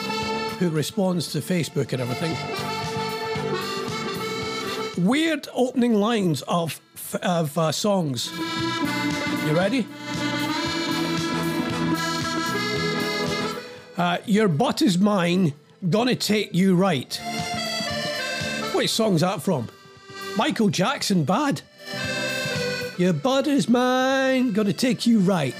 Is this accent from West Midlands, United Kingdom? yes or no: no; Scotland, United Kingdom; I'm Scottish